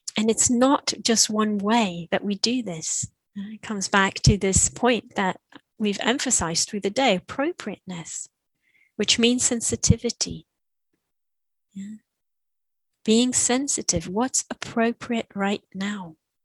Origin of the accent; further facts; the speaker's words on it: Israel; first language Hebrew; English is a second language; I teach a lot in Israel in Hebrew, yeah, my mother tongue.